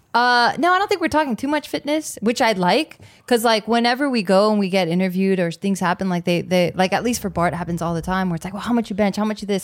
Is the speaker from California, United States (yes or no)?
yes; Monterey Park, California, United States; also born or lived in East Los Angeles; I grew up in Monterey Park, even though I lived in East L A.